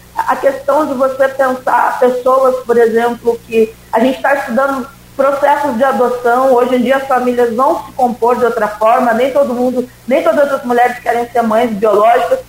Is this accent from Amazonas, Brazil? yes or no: no; Rio Grande do Sul, Brazil; now in Campos dos Goytacazes, Brazil; eu sou do Rio Grande do Sul